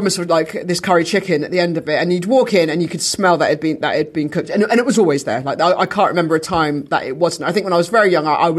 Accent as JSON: {"language": "English", "area": "Dorset", "region": "South West England", "country": "United Kingdom", "tie": "born or raised there", "also_born_or_lived": "Weymouth", "said": "my hometown and my home county"}